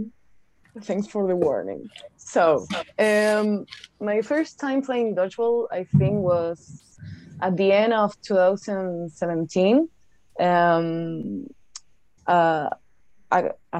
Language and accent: English; Buenos Aires, Argentina; English is a second language; I am from Argentina, Buenos Aires